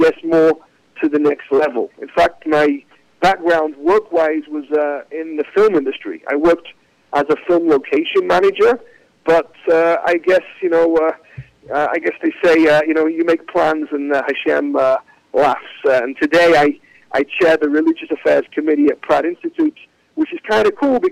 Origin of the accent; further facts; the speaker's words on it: Manchester, North West England, United Kingdom; now in New York, United States; I'm from Manchester, England